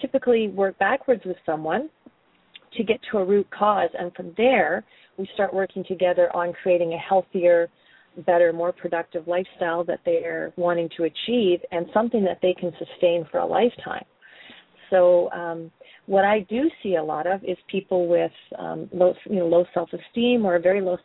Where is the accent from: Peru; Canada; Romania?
Canada; moved away as an adult; now in New Zealand; I am a Canadian living down under these days